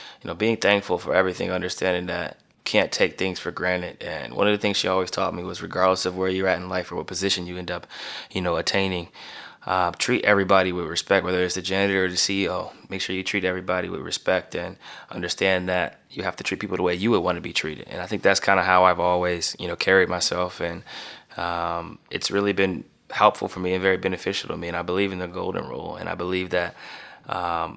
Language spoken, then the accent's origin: English; Canton, Ohio, United States; moved away; Canton, Ohio, my hometown